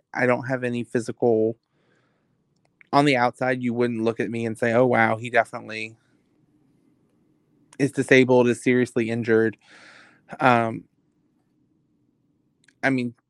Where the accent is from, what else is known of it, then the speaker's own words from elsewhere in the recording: Virginia Beach, Virginia, United States; I'm from Virginia Beach. We don't have hills. I'm used to flat land sloping down to the ocean.